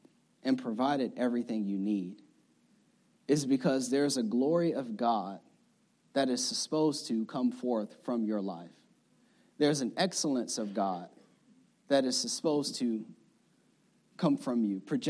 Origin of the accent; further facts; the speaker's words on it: the South, United States; I'm from the South, so I say tree, elementary tree